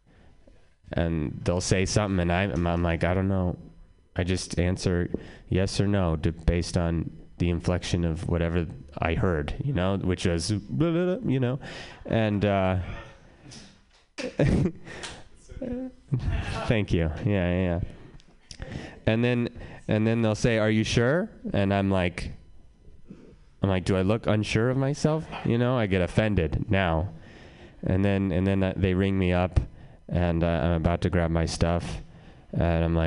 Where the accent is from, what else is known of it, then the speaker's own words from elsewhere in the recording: Reno, Nevada, United States; now in San Francisco, United States; I'm from Reno, born and raised. Well, raised.